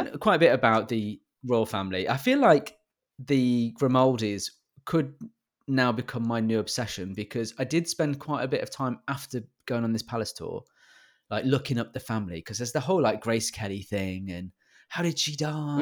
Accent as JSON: {"language": "English", "country": "United Kingdom", "said": "I'm British"}